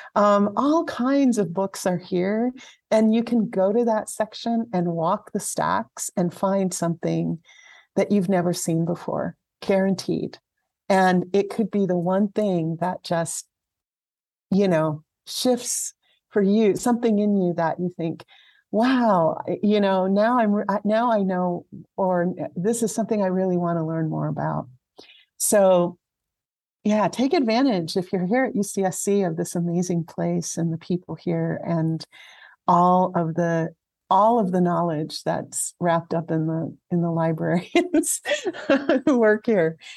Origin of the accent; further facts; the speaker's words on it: Alhambra, California, United States; moved away as an adult; also born or lived in Santa Fe, New Mexico; I grew up in Southern California in a town called Alhambra